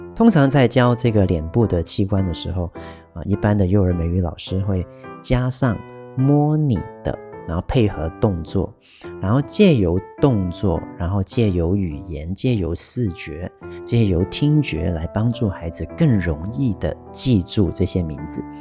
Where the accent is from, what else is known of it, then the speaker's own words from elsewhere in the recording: Taiwan; 这不是我们台湾人平常会， 会常用的一个发音